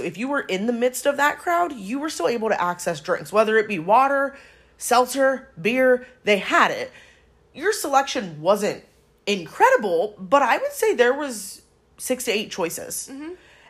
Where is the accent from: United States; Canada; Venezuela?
United States; Chicago, Illinois; ran into somebody from my hometown in Chicago.